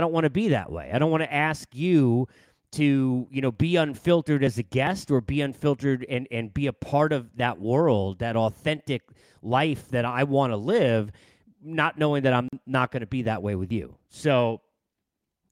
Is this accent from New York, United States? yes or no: yes; Massapequa, New York, United States; from Massapequa